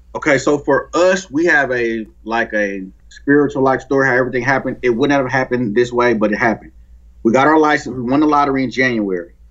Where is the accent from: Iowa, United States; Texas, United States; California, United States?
California, United States; Oakland; I grew up in Oakland